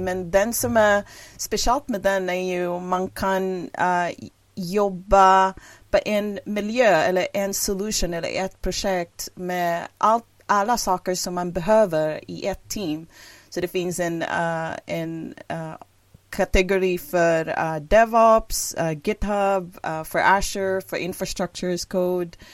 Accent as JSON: {"language": "Swedish", "country": "Philippines", "first_language": "English and Filipino", "second_language": "Swedish", "moved": "as an adult", "lives_now": "Hudiksvall, Sweden", "said": "jag som kom ursprungligen från Filippinerna och flyttade från Värmland till, till Sverige elva år sedan"}